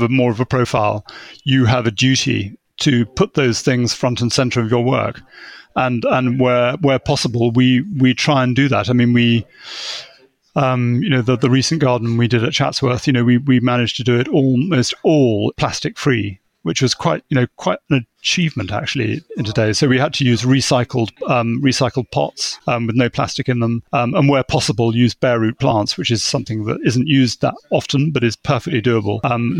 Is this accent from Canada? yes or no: no; England, United Kingdom; But being English, I think is a good start in the gardening world, or being British anyway.